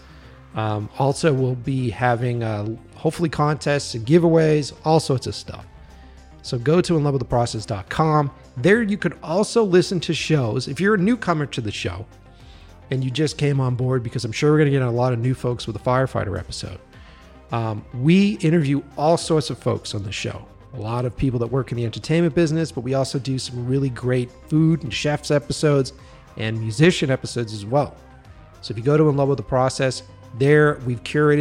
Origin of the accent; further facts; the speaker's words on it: Boston, Massachusetts, United States; moved away as an adult; now in Los Angeles, United States; I'm from the East Coast, Boston